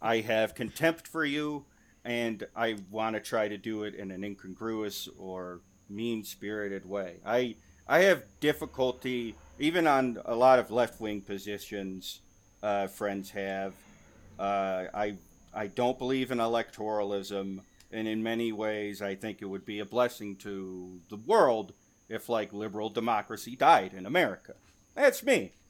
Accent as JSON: {"language": "English", "region": "Michigan", "country": "United States", "tie": "born or raised there", "said": "my home state of Michigan"}